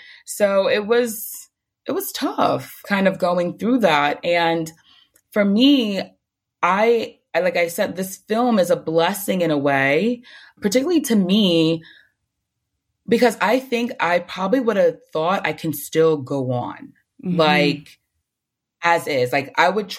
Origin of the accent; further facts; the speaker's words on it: New York City, New York, United States; I'm from the Bronx, that has like one of the worst health outcomes like in New York